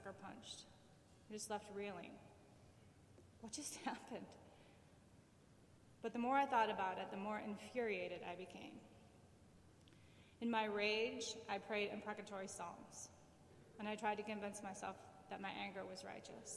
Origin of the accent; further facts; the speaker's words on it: Plymouth, Michigan, United States; moved away as an adult; also born or lived in Florida; I grew up in Plymouth, Michigan, which is a lovely little town in the suburbs of Detroit